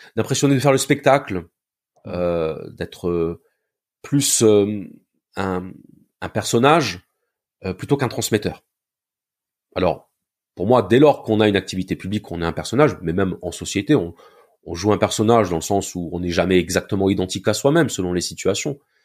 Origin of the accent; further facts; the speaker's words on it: Béziers, Occitania, France; moved away as an adult; now in Montpellier, France; je suis né à Béziers, dans le sud de la France. Et euh, je vis à Montpellier maintenant depuis euh, bientôt 20 ans